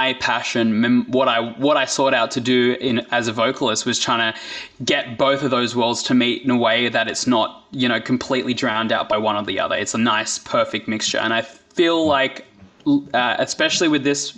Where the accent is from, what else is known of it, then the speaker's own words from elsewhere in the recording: Blacktown, New South Wales, Australia; Blacktown, which is like my hometown